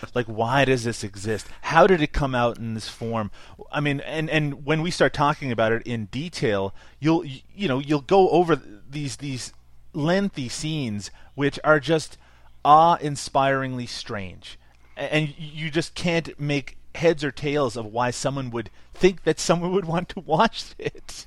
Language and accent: English; Canada; I'm Canadian